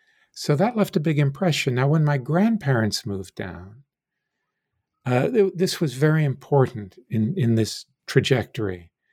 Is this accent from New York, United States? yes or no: yes; New York City, New York, United States; born there; also born or lived in South; Well, I was born in New York City of a Jewish mother and a Gentile father.